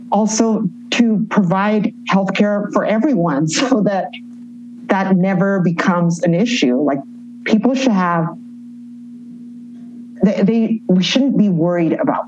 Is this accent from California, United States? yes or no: yes; Los Angeles, California, United States; moved away as an adult; now in Mexico City, Mexico; growing up in East LA, by being a Chicana